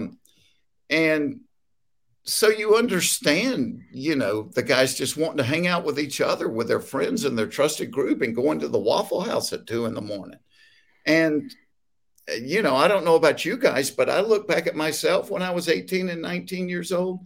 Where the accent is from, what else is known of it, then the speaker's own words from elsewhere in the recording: Hapeville, Georgia, United States; growing up in Hateful, Georgia